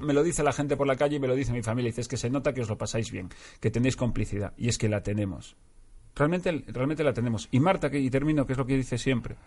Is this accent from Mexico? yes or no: no; Galicia, Spain; now in Madrid, Spain; soy gallego